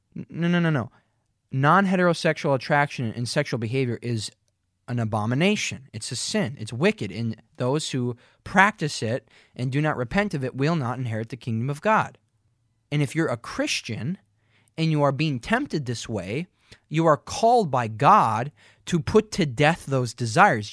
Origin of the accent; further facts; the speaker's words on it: Minnesota, United States; now in Fargo, United States; I've only ever lived in two places where I grew up in Perth, Minnesota, and then an hour and ten minutes west in Fargo, where I am right now